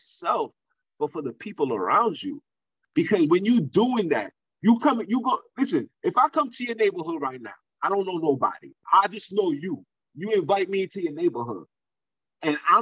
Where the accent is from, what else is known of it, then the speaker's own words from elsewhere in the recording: New York City, New York, United States; I'm from Brooklyn